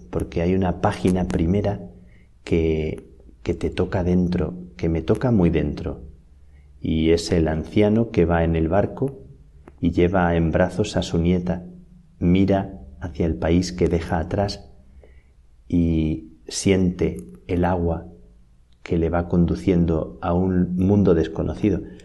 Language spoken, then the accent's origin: Spanish; Salamanca, Castile and León, Spain; moved away as an adult; now in Madrid, Spain; Me acordaba de cuando salí de Salamanca hace unos doce años que recordaba las cigüeñas de mi tierra